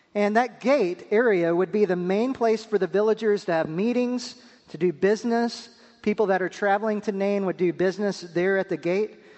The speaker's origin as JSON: {"language": "English", "town": "Pampa", "region": "Texas", "country": "United States", "tie": "born or raised there", "also_born_or_lived": "Wake Forest, North Carolina / Durham, North Carolina", "moved": "as an adult", "lives_now": "North Carolina, United States", "said": "I'm from the small West Texas town of Pampa, Texas"}